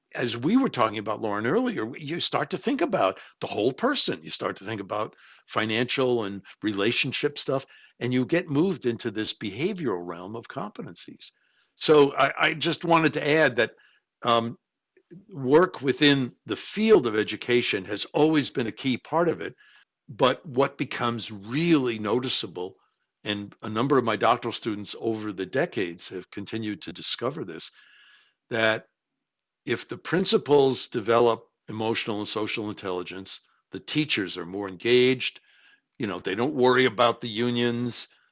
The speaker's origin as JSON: {"language": "English", "town": "New York City", "region": "New York", "country": "United States", "tie": "born or raised there", "said": "I grew up in New York City."}